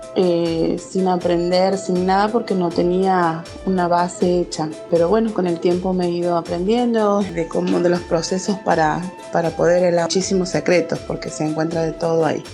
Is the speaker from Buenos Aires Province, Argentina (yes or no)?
no; Santiago del Estero, Argentina; soy de Santiago del Estero, capital.